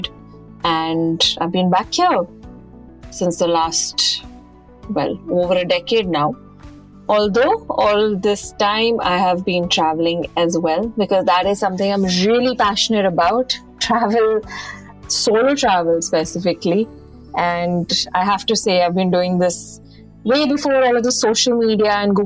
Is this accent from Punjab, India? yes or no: no; Chandigarh, India; moved away as an adult; also born or lived in United Kingdom; I'm from Chandigarh, born and brought up over there